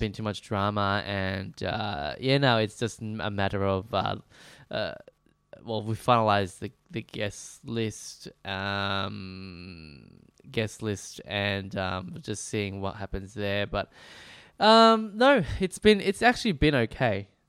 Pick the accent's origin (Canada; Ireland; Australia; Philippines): Australia; Melbourne, Victoria; also born or lived in Preston; I was born and raised in, uh, Br-, uh, Brunswick, uh, slash Moreland